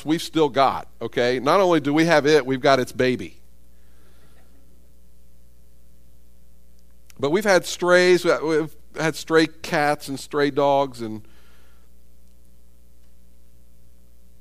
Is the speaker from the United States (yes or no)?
yes; United States; I was born in America. I grew up in an affluent society